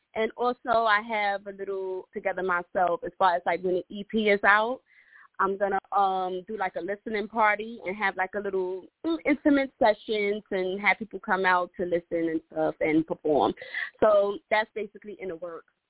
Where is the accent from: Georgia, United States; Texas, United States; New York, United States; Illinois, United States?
New York, United States; New York City; now in Delaware, United States; I am from Brooklyn, New York. I reside in Delaware now, but I'm still from Brooklyn, born and raised